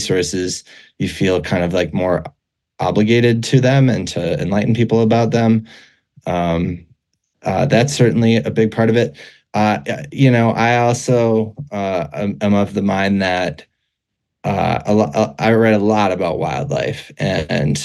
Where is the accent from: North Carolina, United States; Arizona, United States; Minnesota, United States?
Minnesota, United States; Minneapolis; moved away as an adult; also born or lived in Boulder, Colorado; now in Wyoming, United States; I really loved growing up in Minnesota, and I spent a lot of time in the Northwoods, and I grew up in the Twin Cities area